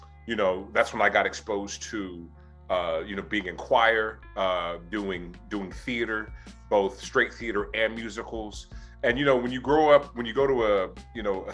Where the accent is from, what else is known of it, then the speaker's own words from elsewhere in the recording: Oakland, California, United States; also born or lived in Berkeley, California; growing up in Oakland, my mother was a public health nurse